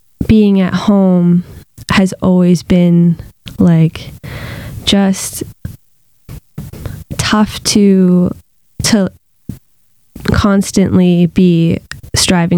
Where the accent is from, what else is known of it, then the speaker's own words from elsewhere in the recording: Fredericton, New Brunswick, Canada; I was born in Fredericton, New Brunswick